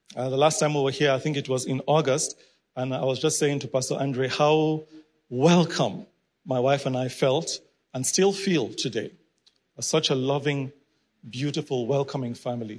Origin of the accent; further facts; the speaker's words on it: Nigeria; I'm originally from Nigeria